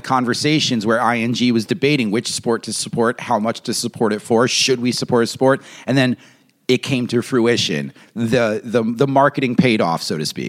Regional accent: New York, United States; I'm a New Yorker

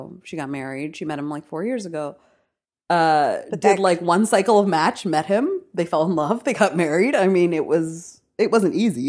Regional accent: New York City, New York, United States; It was like a girl I grew up in New York City.

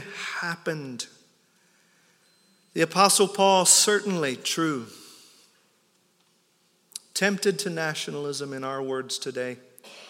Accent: United States; I'm an American

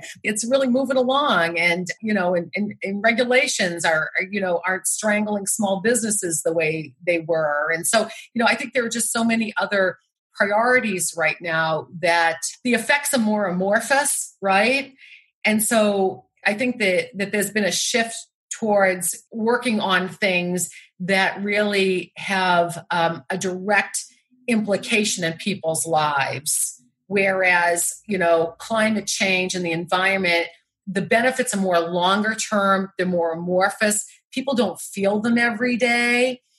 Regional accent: Massachusetts, United States; You know, I come from Massachusetts where we have these beautiful beaches in Cape Cod.

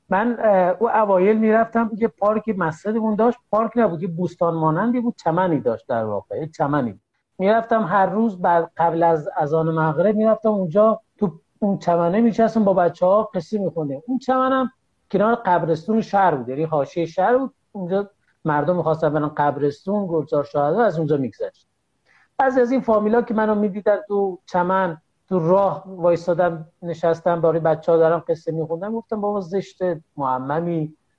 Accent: Dehdasht, Kohgiluyeh and Boyer-Ahmad, Iran; also born or lived in Qom; بیام شهر خودم دهدش

